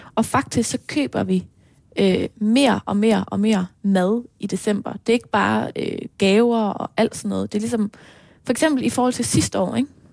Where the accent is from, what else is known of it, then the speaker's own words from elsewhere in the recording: Aarhus, Central Denmark Region, Denmark; hjemme i Aarhus, ude i Marcellesborg